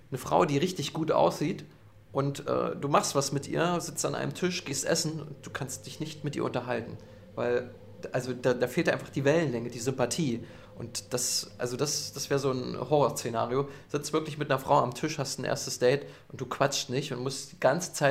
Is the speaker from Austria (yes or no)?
no; Saxony-Anhalt, Germany; now in Berlin, Germany; dort, wo ich herkomme, aus Sachsen-Anhalt, äh, da kriegt man das gar nicht mit.